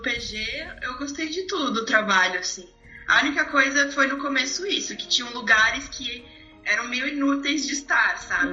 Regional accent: São Paulo, Brazil; eu sou de São Paulo

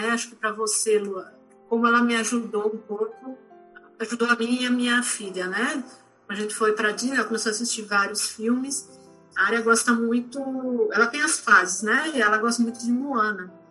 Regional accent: Curitiba, Paraná, Brazil; now in Recife, Brazil; eu sou de Curitiba, moro em Recife, não tenho ninguém aqui

